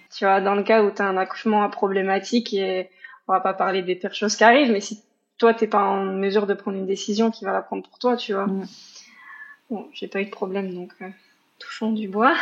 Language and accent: French; Paris region, Île-de-France, France; moved away as an adult; also born or lived in Mayenne, France; now in Canada; je suis pas de la Mayenne, je viens de région parisienne à la base